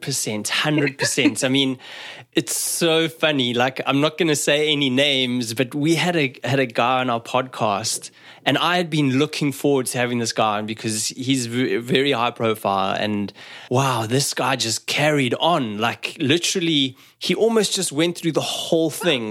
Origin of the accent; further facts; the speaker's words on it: South Africa; moved away; I grew up in South Africa